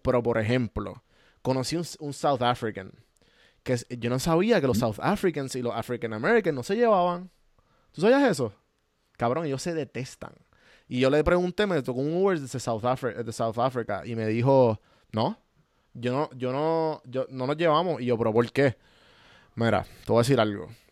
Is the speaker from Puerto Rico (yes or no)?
yes; Puerto Rico; now in Atlanta, United States; nosotros como boricua, que tenemos el, el, colonialismo bien activo